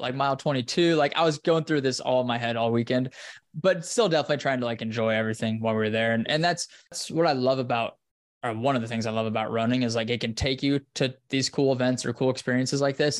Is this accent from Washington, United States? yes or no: no; Wyoming, United States; now in Austin, United States; up in the mountains in Wyoming where I'm from, in my hometown